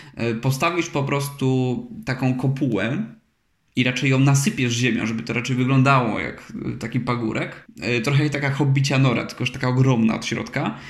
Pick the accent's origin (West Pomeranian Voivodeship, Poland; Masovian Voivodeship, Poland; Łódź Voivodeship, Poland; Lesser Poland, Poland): Lesser Poland, Poland; Chrzanów County; w tej mojej wiosce niedaleko mojego domu